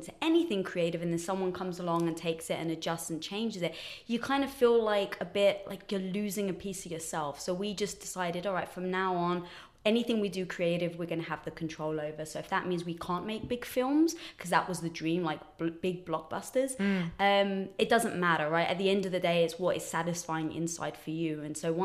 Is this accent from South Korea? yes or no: no; England, United Kingdom; moved away as an adult; also born or lived in Los Angeles; now in United States; So I'm from England, as some people may guess from the accent